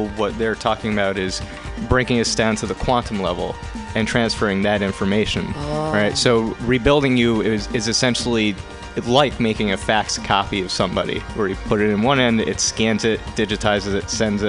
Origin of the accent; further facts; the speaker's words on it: northwest New Jersey, United States; I grew up in New Jersey.